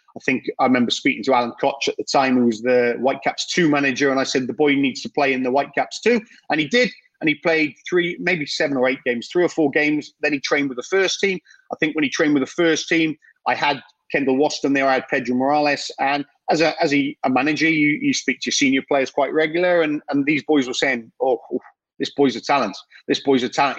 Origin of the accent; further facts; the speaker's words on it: Welsh, Wales, United Kingdom; I'm Welsh